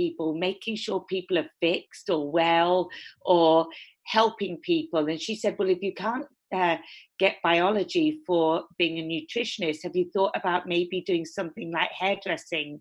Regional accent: Torquay, South West England, United Kingdom; now in Los Angeles, United States; I'm from a small town called Devonshire, which is southwest England, and it's where all the surfing happens, and it's very coastal

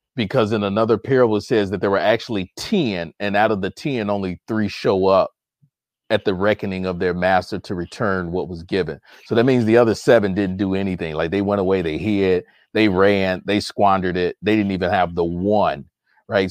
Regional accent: Chicago, Illinois, United States; moved away as an adult; now in Michigan, United States; I'm a Chicago native, even though I currently live in the state of Michigan. I'm originally from Chicago

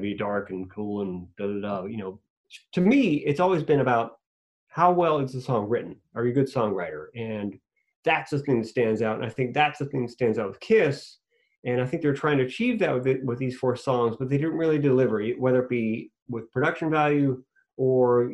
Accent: Swissvale, Pennsylvania, United States; I was lucky growing up in Swissville, Pennsylvania.

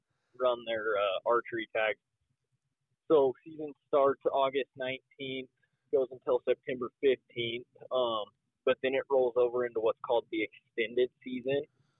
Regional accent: Colorado, United States; both Caleb and I, we grew up in Colorado together.

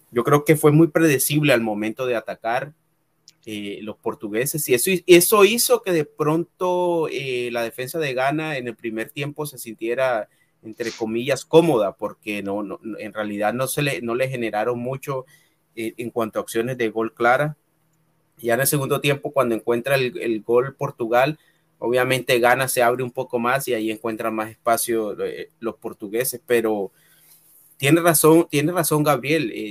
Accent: Caribbean coast, Colombia; now in United States; Yo soy de la costa de Colombia. En la costa tenemos un acento. Bueno, yo en realidad eh, no, no, tengo el acento de, de, la costa de Colombia

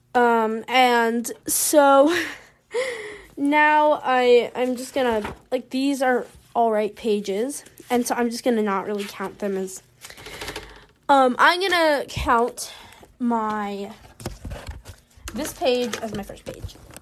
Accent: the American South, United States; accent: Southern American; my Southern American accent

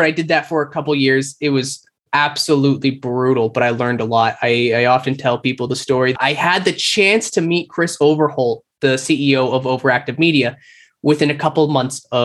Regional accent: Calgary, Alberta, Canada; moved away as an adult; now in Toronto, Canada; I moved across country. I'm from Calgary. So I jumped on a plane, flew to Toronto

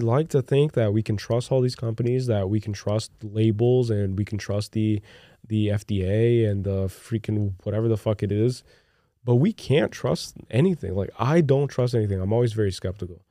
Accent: Brazil; moved away; growing up in Brazil

